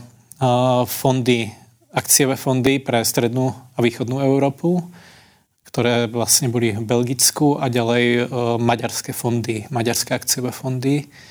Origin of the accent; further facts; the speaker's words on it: Slovakia; now in Czech Republic; u nás na dedine na Slovensku